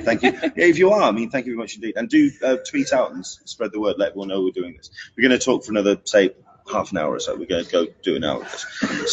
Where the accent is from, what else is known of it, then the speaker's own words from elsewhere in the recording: England, United Kingdom; as an Englishman, as someone from mm-hmm. outside of uh, the uh, US coming